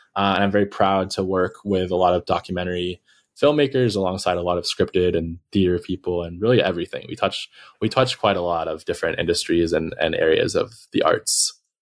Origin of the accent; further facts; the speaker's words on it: Los Angeles, California, United States; I'm from Los Angeles. Um, which is a rare thing for people here.